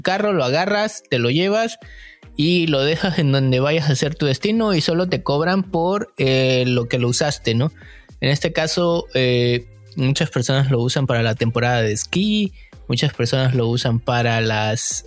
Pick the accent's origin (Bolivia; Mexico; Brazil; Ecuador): Mexico; moved away as an adult; now in Vancouver, Canada; yo me vine de México